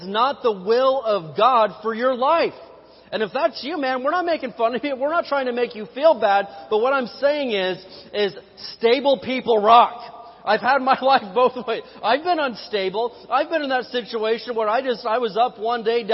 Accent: Indiana, United States; I am from Hoosier Land, the great state of Indiana

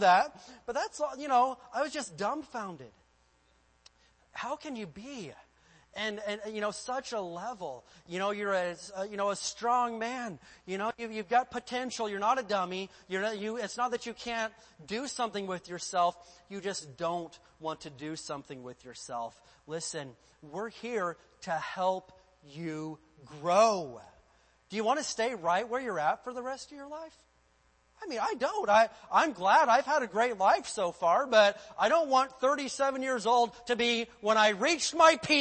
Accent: Indiana, United States; moved away; I lived in the state of Indiana and there was only one acceptable goal for growing up in Indiana

